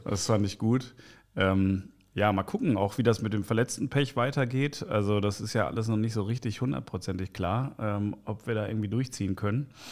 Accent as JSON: {"language": "German", "town": "Bochum", "region": "North Rhine-Westphalia", "country": "Germany", "tie": "born or raised there", "also_born_or_lived": "Kreuzberg, Berlin", "moved": "yes", "lives_now": "Berlin, Germany", "said": "ich bin Journalist aus Kreuzberg, geboren in Bochum, Ruhrgebiet"}